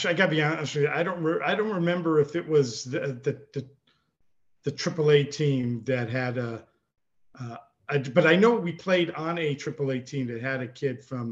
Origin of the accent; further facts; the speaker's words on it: Los Angeles, California, United States; from LA, from Los Angeles area